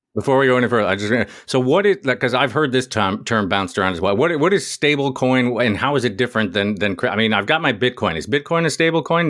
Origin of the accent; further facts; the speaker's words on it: United States; as an American, I, I do all right with French